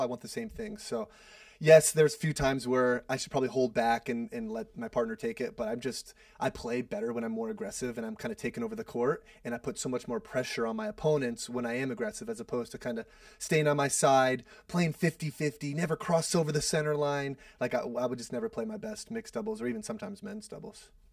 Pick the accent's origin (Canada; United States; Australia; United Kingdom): United States; Seattle, Washington; I'm from Seattle, so my whole family, a lot of my college friends are there